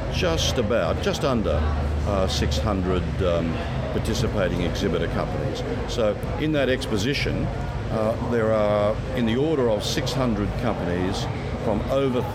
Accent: Sydney, New South Wales, Australia; moved away; I come from Sydney originally

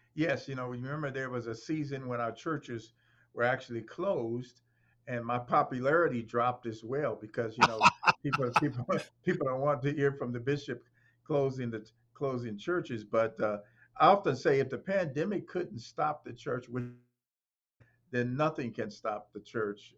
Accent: Chicago, Illinois, United States; moved away as an adult; also born or lived in Iowa / Ohio; now in Indiana, United States; I was born in Chicago, but my parents were born from in in Alabama, and I've lived in Iowa, uh, Ohio, and Indiana

